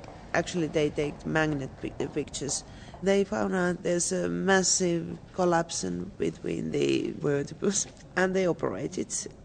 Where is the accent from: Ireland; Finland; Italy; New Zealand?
Finland; also born or lived in Plymouth, England; I come from Finland.